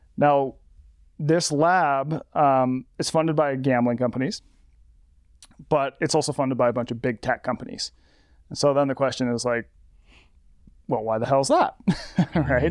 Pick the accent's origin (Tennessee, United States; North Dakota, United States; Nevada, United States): Nevada, United States; Las Vegas; my hometown of Las Vegas